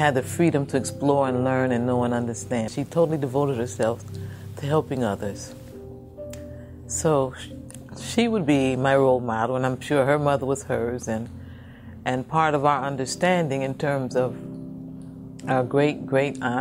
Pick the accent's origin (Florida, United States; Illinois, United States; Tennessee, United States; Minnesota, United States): Illinois, United States; Chicago; also born or lived in Harvey, Illinois; I'm a black girl that came from Cabrini-Green. Actually, you know, I was born in Chicago, and we moved actually to the suburbs, Harvey here.